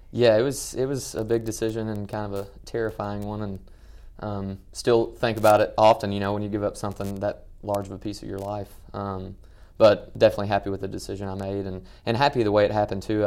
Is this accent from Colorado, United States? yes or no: no; Western Kentucky, United States; growing up in Western Kentucky